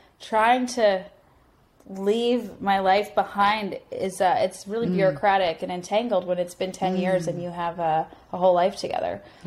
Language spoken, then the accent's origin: English; Canada; moved away as an adult; now in United States; I'm Canadian